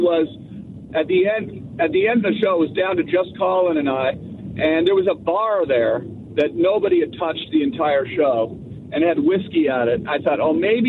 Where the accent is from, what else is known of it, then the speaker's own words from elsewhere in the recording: Canada; moved away as an adult; also born or lived in Los Angeles, United States; I grew up in Canada, of course, right? I lived in Canada till I was almost 30 years old.